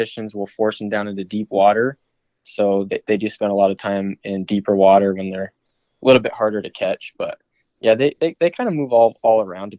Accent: New Mexico, United States; born there; also born or lived in Arizona / Alaska; I was born in New Mexico. And then all growing up, we just kind of bounced back and forth between Arizona and Alaska multiple times.

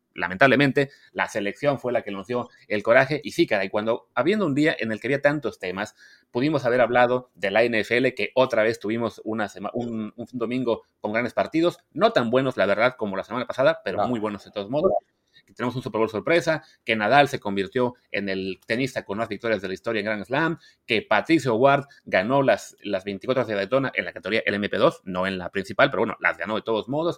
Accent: Veracruz, Mexico; moved away; soy de Veracruz

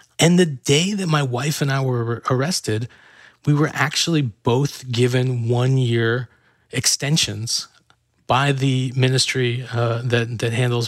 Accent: San Francisco Bay Area, California, United States; moved away; also born or lived in Iran; I grew up in the San Francisco Bay Area.

